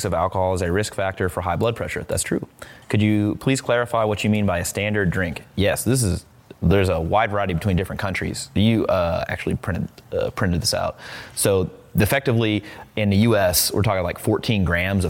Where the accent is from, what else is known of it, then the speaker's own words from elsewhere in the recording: Midwest, United States; moved away; I'm from the Midwest.